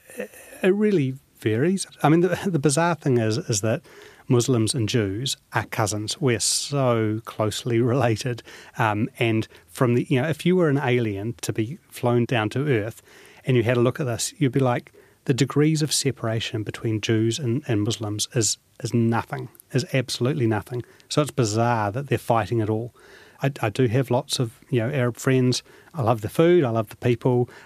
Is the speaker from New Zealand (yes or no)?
yes; New Zealand; I was born in New Zealand. You know, I've, I've always identified myself as a New Zealander